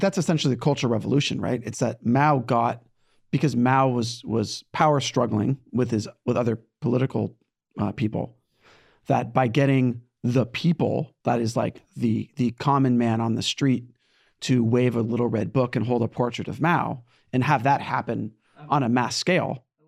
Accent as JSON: {"language": "English", "region": "California", "country": "United States", "tie": "born or raised there", "moved": "yes", "lives_now": "New York, United States", "said": "I was born in California, and now I live in New York"}